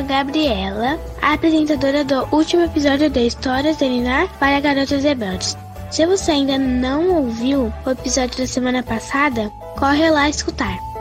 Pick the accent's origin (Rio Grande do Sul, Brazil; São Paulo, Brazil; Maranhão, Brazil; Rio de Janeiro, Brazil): São Paulo, Brazil; sou de São Paulo, tenho 9 anos